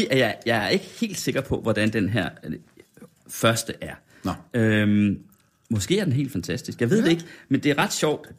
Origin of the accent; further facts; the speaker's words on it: Felding, near Herning, Central Denmark Region, Denmark; moved away as an adult; also born or lived in Aarhus; now in Copenhagen, Denmark; Jeg vokset op i sådan Fælling, 20 km nord